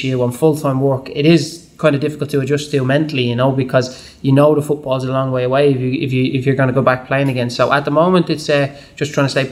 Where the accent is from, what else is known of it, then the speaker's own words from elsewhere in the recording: Dublin, Leinster, Ireland; moved away as an adult; growing up in Dublin, all I knew was Dublin